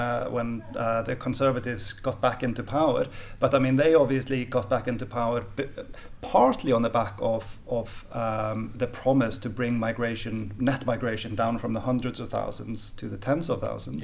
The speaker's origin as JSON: {"language": "English", "country": "Sweden", "tie": "born or raised there", "said": "I grew up in in the Swe- in Sweden in the eighties"}